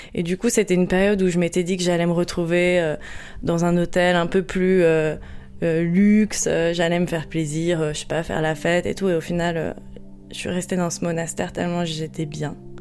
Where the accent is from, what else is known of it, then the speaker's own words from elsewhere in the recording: Courbevoie, Île-de-France, France; j'ai grandi à Courbevoie en région parisienne